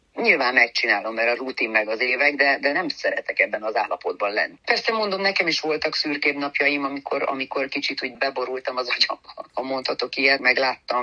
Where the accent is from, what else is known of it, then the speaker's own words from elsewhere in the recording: Târgu Mureș, Mureș County, Romania; moved away; Marosvásárhelyről, a szülővárosomból